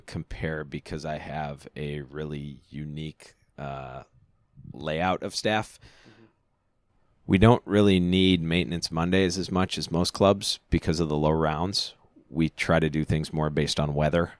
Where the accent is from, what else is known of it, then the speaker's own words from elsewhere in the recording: near Freeport, Illinois, United States; we came from a town of five hundred people